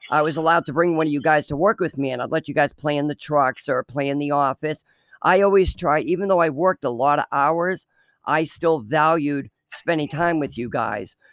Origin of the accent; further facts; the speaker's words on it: Fremont, United States; in the town we grew up in Fremont, it was a very rich town. Well, I don't say rich, rich town, but I mean, we were probably the poorest people that lived in that town.